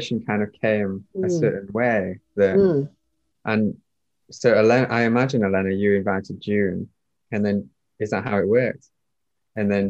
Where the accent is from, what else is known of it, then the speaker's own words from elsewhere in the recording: Doncaster, Yorkshire and the Humber, United Kingdom; moved away as an adult; I'm from Doncaster. I grew up there. I was born there. I moved out when I was 18.